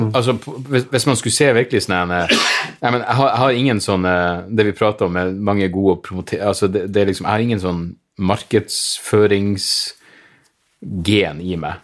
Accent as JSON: {"language": "Norwegian", "town": "Narvik", "region": "Nordland", "country": "Norway", "tie": "born or raised there", "said": "jeg vokste opp i Narvik"}